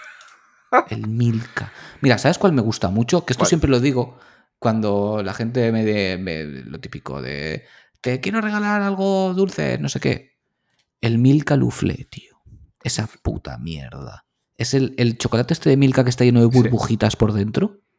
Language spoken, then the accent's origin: Spanish; Valencian Community, Spain; Somos valencianos